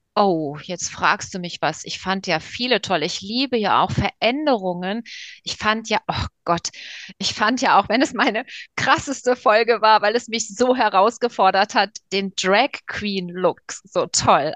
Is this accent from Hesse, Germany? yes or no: yes; Frankfurt am Main, Hesse, Germany; Also ich komme ja eigentlich aus Frankfurt